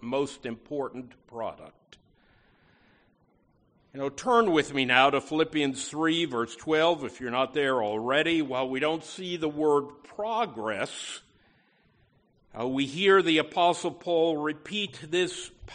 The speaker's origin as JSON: {"language": "English", "town": "Schenectady", "region": "New York", "country": "United States", "tie": "born or raised there", "said": "my hometown of Schenectady, New York"}